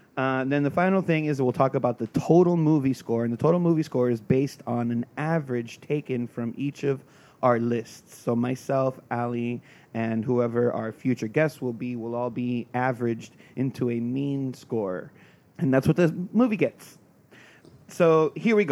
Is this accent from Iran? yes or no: no; South Florida, United States; I'm from South Florida